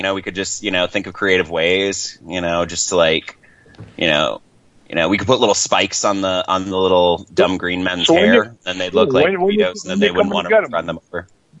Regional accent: California, United States; See, because I'm from California, like thus my number. And so like I'm always like, you know, I always think everything's a little bit farther away than it is out east here.

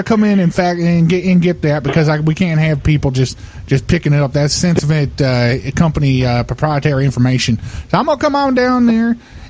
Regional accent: Jamaica

